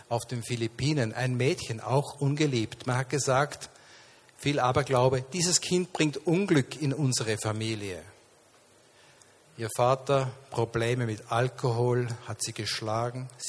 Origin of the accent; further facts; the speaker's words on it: Linz, Upper Austria, Austria; born there; guten Morgen, Linz. Ich bin in meiner Geburtsstadt.